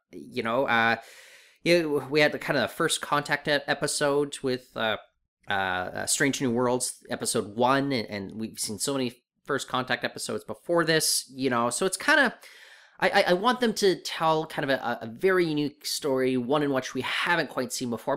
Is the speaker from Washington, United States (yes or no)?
yes; Seattle, Washington, United States; I grew up in Seattle